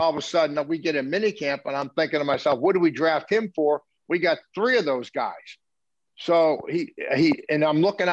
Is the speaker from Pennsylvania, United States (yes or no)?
yes; Pittsburgh, Pennsylvania, United States; moved away; Mike Ditka's dad worked in the same steel mill my dad did in Pittsburgh